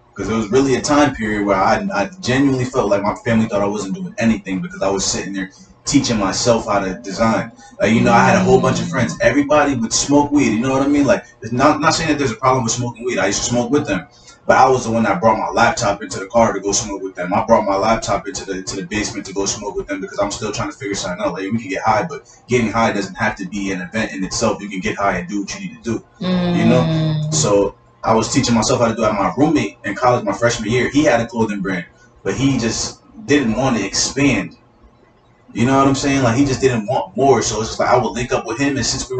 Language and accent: English; Norwalk, Connecticut, United States; born there; Yeah, I was born in Norwalk.